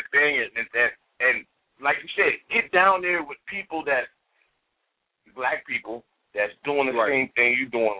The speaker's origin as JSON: {"language": "English", "region": "Ohio", "country": "United States", "said": "I'm from Ohio."}